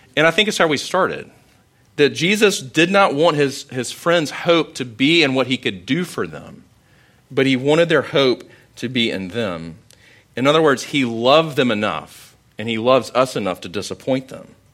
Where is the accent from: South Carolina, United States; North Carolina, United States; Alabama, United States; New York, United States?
South Carolina, United States; Sumter; I grew up in Sumter